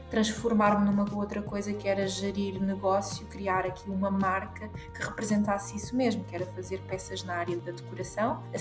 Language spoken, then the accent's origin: Portuguese; Portugal; Sou portuguesa, 100% portuguesa